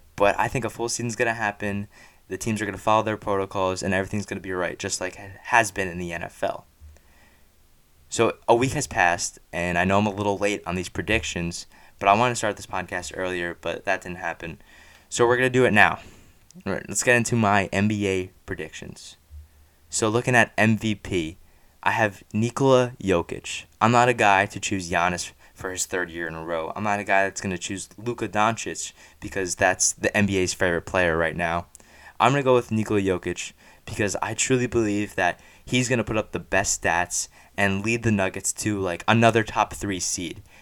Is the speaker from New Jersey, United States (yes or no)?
yes; New Jersey, United States; I grew up and live in Central Jersey